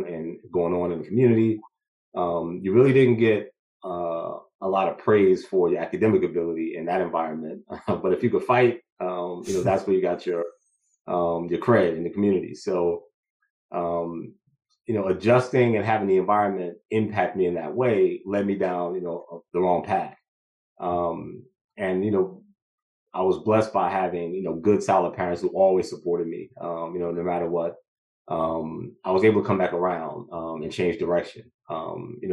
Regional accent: Newark, New Jersey, United States; born and raised in Newark, New Jersey

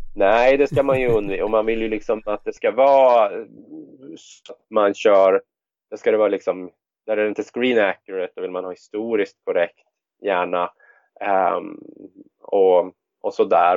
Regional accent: Västerås, Västmanland, Sweden; i Västerås då, som är min hemstad

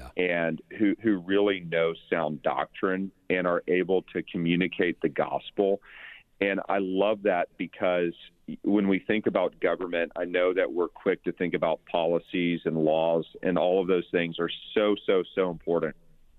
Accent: Texas, United States; I'm a Texan, have lived all over

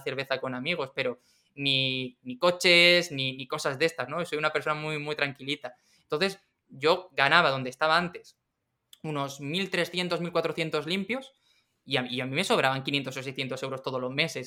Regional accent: Region of Murcia, Spain; moved away; also born or lived in Madrid; Yo vivía en Madrid y yo, yo soy de Murcia

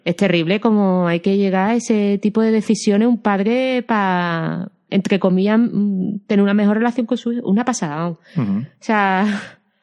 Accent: Andalusia, Spain; accent: Andalusian; mi acento andaluz

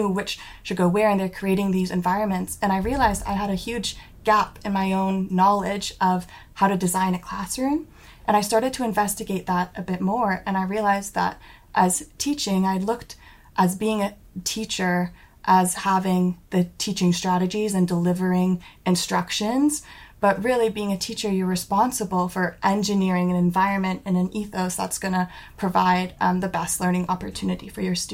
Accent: Ontario near Toronto, Canada; moved away as an adult; now in Cardiff, United Kingdom; I'm from Canada and Ontario near Toronto

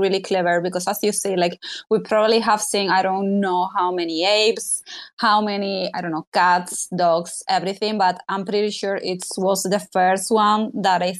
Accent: Spain; English is a second language; I'm from Spain

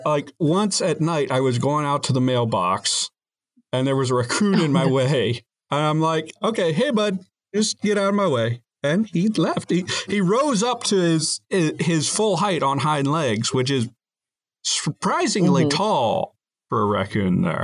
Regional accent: West Virginia, United States; I'm from West Virginia.

